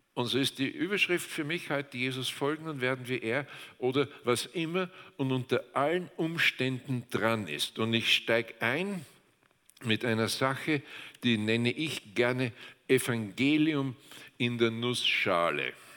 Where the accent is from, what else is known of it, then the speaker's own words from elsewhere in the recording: Austria; Wir Österreicher